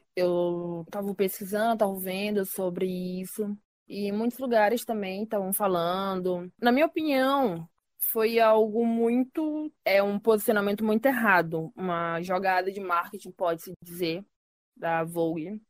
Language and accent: Portuguese; Brazil; como brasileiros também